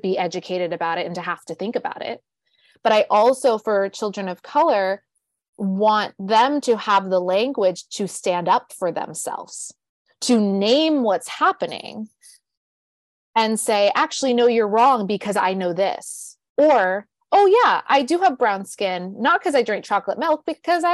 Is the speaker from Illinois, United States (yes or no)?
no; Southern California, United States; now in New York, United States; I grew up in Southern California, which people think is very liberal